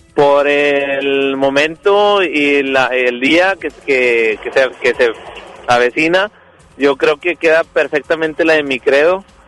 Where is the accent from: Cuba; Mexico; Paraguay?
Mexico; como buen mexicano